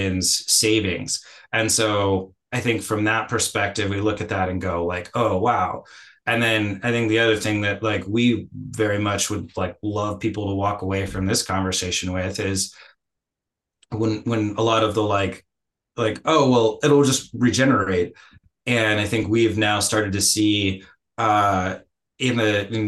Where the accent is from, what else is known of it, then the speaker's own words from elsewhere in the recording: Oregon, United States; my home country, the US? Coming from Oregon